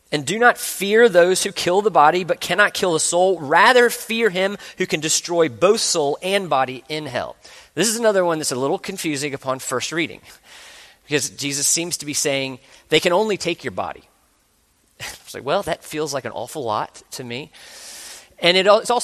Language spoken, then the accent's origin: English; the South, United States; I grew up in the South